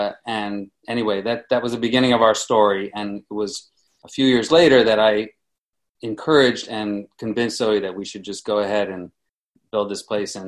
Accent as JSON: {"language": "English", "town": "New York City", "region": "New York", "country": "United States", "tie": "born or raised there", "said": "I'm from the Upper West Side, 82nd Broadway, born and raised."}